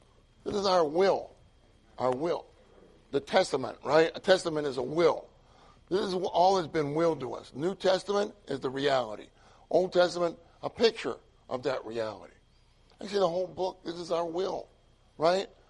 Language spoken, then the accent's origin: English; Pittsburgh, Pennsylvania, United States; moved away; I grew up in Pittsburgh